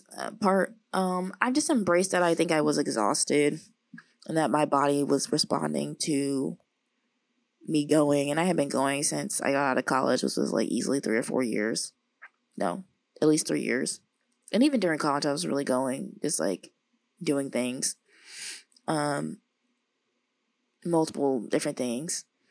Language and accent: English; the South, United States; now in Los Angeles, United States; I don't know if that's because I'm like from the South and so much of the day is like hot and sunny.